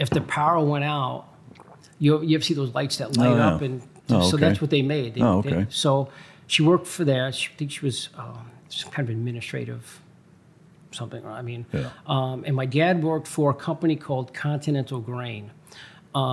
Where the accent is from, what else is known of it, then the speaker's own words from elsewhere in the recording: New York City, New York, United States; moved away as an adult; also born or lived in Long Island, New York; now in Chicago, United States; I was born and raised in Brooklyn, New York